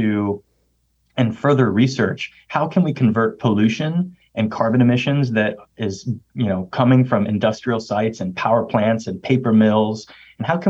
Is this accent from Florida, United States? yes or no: yes; Miami, Florida, United States; moved away; I'm a second generation Cuban American, born and raised in Miami, Florida